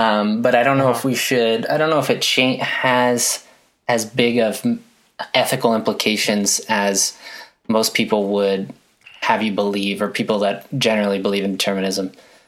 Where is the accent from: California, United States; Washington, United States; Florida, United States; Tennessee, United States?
California, United States; Glendora; I grew up in Glendora.